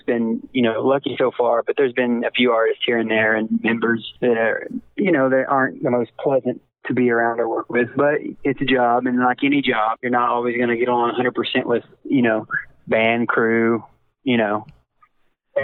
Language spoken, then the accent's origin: English; Ferris, Texas, United States; It was in my hometown. That was my hometown claim to fame in Ferris, Texas